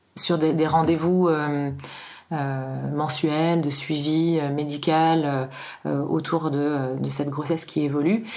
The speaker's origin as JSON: {"language": "French", "town": "Paris", "region": "Île-de-France", "country": "France", "moved": "as an adult", "lives_now": "Annecy, France", "said": "Je suis à Annecy depuis euh, une dizaine d'années maintenant et euh, je viens de Paris. Euh, j'y ai beaucoup vécu"}